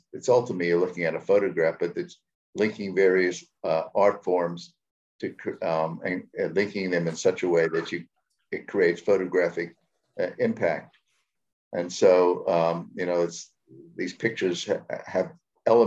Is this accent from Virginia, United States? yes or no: no; New York City, New York, United States; accent: New Yorker; moved away as an adult; also born or lived in California; now in South Africa; was born in New York City and spent the first 18 years of my life more or less in and around New York City